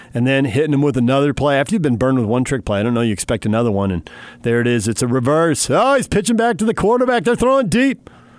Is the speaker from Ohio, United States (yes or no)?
no; California, United States; moved away; I grew up in California.